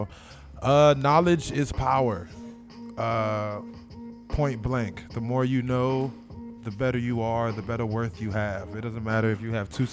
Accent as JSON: {"language": "English", "town": "Washington", "region": "District of Columbia", "country": "United States", "tie": "born or raised there", "also_born_or_lived": "Seat Pleasant, Maryland", "moved": "yes", "said": "I'm not from the West Coast at all. I'm from the East Coast. I'm from Washington, D.C."}